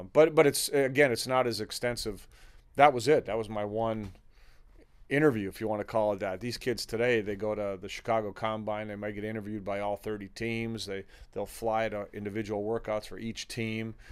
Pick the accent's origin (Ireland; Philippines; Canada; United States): Canada; Toronto, Ontario; my family background is Lithuanian. And, uh, even though I grew up in Toronto